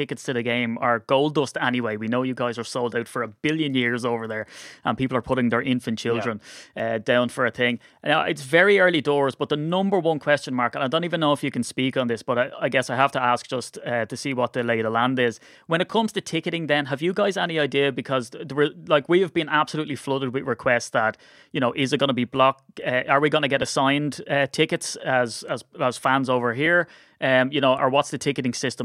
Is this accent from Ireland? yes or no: yes; Ireland; I'm Irish